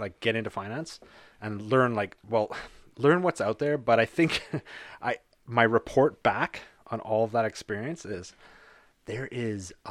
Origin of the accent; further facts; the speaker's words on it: Canada; we're Canadian